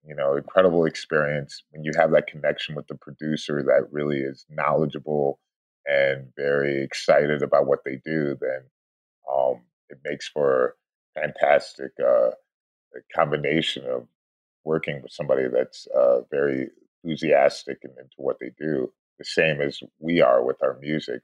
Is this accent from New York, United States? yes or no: no; Shaker Heights, Ohio, United States; also born or lived in Sao Paulo, Brazil; now in Los Angeles, United States; I was born and raised there uh, in a suburb uh, called Shaker Heights